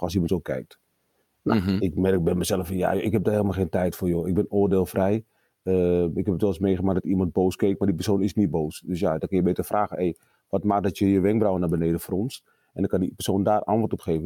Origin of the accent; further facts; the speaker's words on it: Amsterdam, North Holland, Netherlands; also born or lived in Suriname; opgegroeid in Amsterdam, Amsterdam Zuid